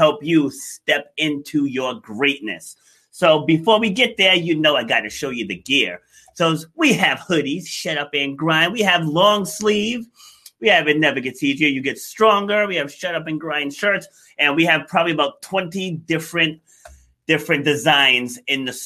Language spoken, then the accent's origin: English; New York, United States; I was born in Far Rockaway